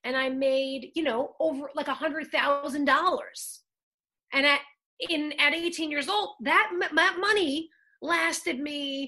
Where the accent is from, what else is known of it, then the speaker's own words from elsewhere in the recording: Long Island, New York, United States; moved away as an adult; now in Los Angeles, United States; I'm from Long Island. I was acting from when I was since I was nine. So then when I started going to the city and like taking the Long Island Railroad with my mom when I was a little kid